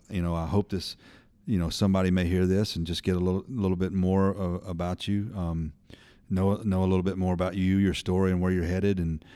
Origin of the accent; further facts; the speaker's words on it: Birmingham, Alabama, United States; born there; I was born in Birmingham in the early 70s.